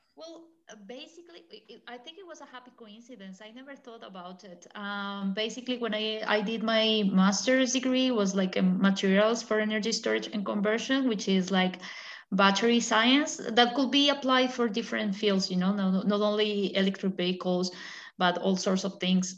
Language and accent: English; Colombia; moved away as an adult; also born or lived in France / England / China; now in Germany; I'm originally from Colombia